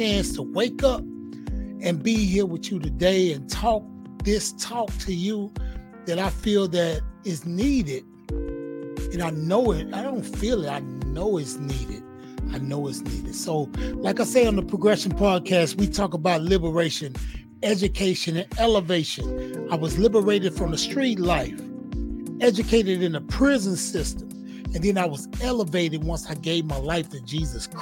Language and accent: English; Houston, Texas, United States; I'm from Fifth Ward, Houston, Texas